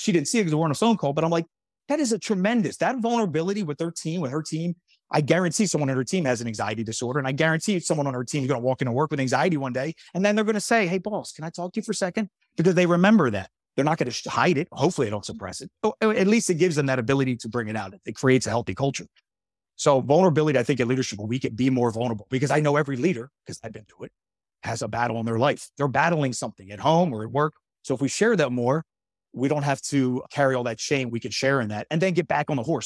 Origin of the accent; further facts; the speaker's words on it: Horsham, Pennsylvania, United States; the town I grew up in, and Horsham, Pennsylvania, by the way, amazing place.